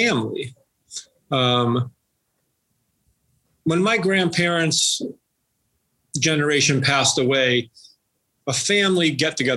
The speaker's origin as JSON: {"language": "English", "region": "Western Massachusetts", "country": "United States", "tie": "born or raised there", "said": "I grew up here in Western Massachusetts, I grew up 7 miles from where I'm sitting right now and haven't really moved much at all"}